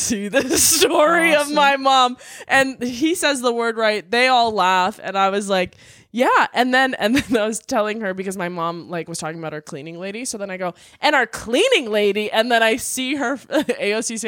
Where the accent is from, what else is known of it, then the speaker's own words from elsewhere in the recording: Canada; I'm Canadian